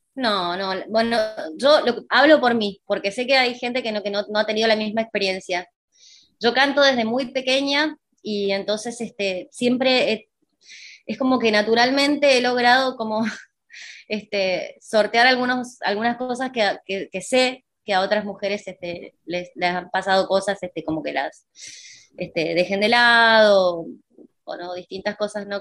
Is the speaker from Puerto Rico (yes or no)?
no; Mendoza, Argentina; moved away as an adult; now in Buenos Aires, Argentina; soy mendocina, mendocina, mendocina